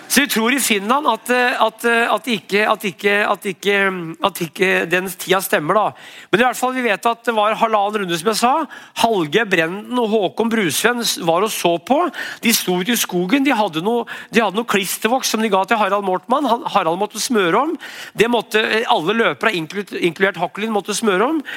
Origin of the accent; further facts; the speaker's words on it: Brumunddal, Innlandet, Norway; Jeg er fra Brumunddal